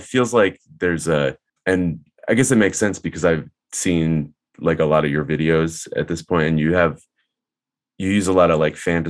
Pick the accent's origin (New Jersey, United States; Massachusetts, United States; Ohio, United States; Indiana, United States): Massachusetts, United States; Marshfield; I grew up like an hour south of Boston in a town called Marshfield